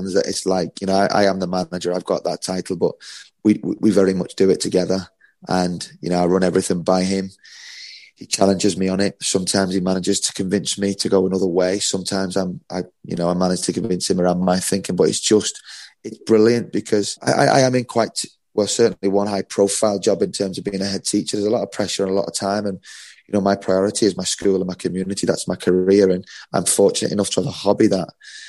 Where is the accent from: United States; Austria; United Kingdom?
United Kingdom; Liverpool, North West England; I grew up in Liverpool